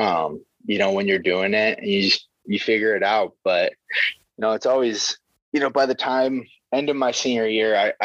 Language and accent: English; Waverly, Iowa, United States; I just needed to get away from my hometown